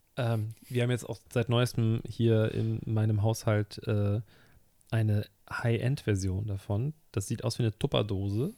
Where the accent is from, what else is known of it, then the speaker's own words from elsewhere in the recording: Hamburg, Germany; Ich bin gebürtiger Hamburger und ich lebe hier wirklich mein Leben lang